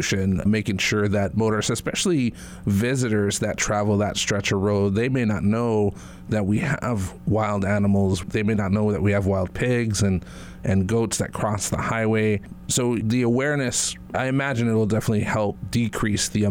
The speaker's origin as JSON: {"language": "English", "area": "Big Island", "region": "Hawaii", "country": "United States", "tie": "born or raised there", "said": "I grew up on the Big Island"}